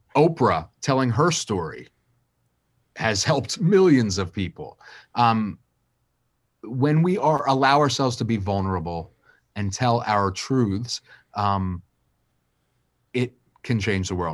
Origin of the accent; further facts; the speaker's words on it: Wilmington, Delaware, United States; I'm a kid from Wilmington, Delaware